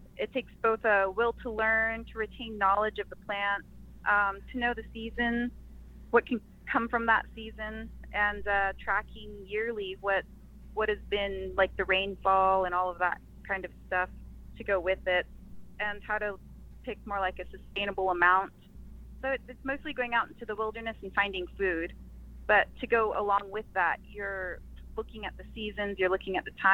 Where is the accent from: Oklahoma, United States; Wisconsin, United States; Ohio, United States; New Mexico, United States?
New Mexico, United States; Farmington; moved away as an adult; also born or lived in Shiprock, New Mexico; now in Phoenix, United States; I'm originally from Shiprock, New Mexico. Grew up in Farmington.